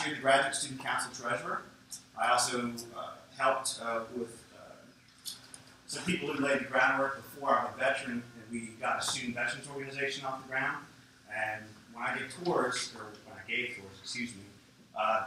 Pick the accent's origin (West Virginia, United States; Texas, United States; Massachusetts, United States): West Virginia, United States; moved away as an adult; also born or lived in Manayunk, Philadelphia; now in Philadelphia, United States; I'm from West Virginia, and I moved to the big city from West Virginia.